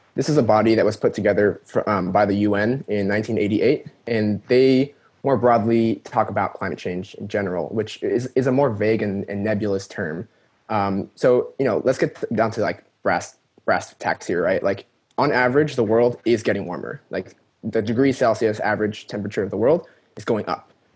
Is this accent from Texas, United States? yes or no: no; California, United States; I was born and raised in California.